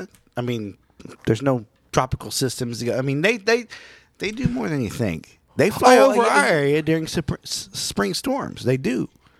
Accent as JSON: {"language": "English", "region": "Oklahoma", "country": "United States", "tie": "born or raised there", "said": "back in my day of growing up in Oklahoma"}